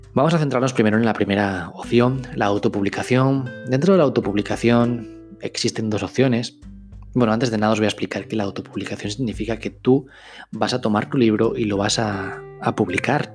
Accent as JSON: {"language": "Spanish", "country": "Spain", "said": "soy un escritor español"}